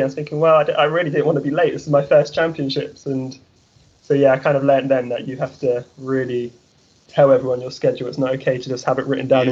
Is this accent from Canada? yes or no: no; Trowbridge, South West England, United Kingdom; moved away as an adult; now in Texas, United States; I'm actually from Trowbridge